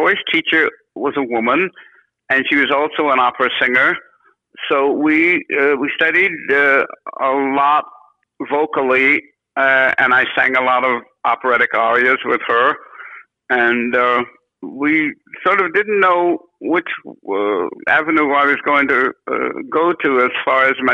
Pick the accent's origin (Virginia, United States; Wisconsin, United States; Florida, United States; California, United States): California, United States; San Francisco; moved away as an adult; also born or lived in New York; we're from San Francisco.